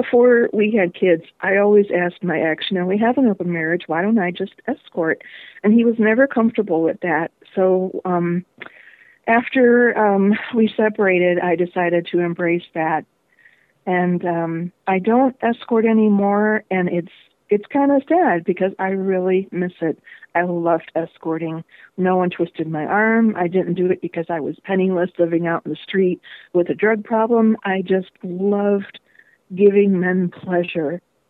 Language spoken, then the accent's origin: English; Florida, United States; also born or lived in Chicago area; now in Las Vegas, United States; I was born in the Chicago area. I was kind of raised there, and then we moved down to Florida, and then I was raised there, and basically went back and forth between Florida and the Chicago area for a while